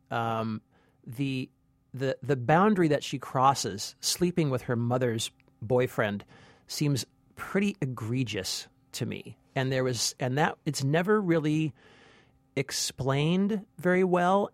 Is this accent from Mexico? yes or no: no; California, United States; now in New York, United States; I'm an American. I'm from California. I live in New York